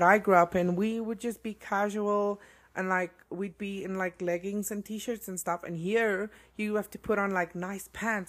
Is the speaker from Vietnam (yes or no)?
no; South Africa; moved away as an adult; now in Colorado, United States; Growing up in South Africa